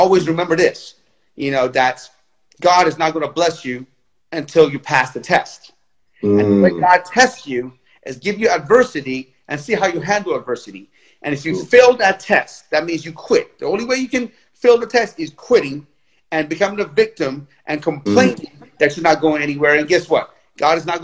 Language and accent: English; Tehran, Tehran Province, Iran; now in United States; I was born in Tehran, Iran.